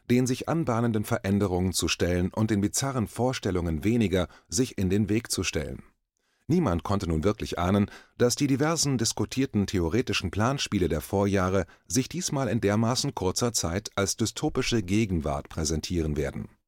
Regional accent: East Germany, Germany; Ich bin in Ostdeutschland aufgewachsen, in der DDR, dem damals unfreien Teil meines Heimatlandes, in einer Diktatur.

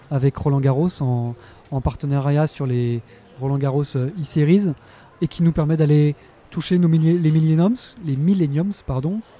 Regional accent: Lyon, Auvergne-Rhône-Alpes, France; Alors en tant que Lyonnais et fan de tennis

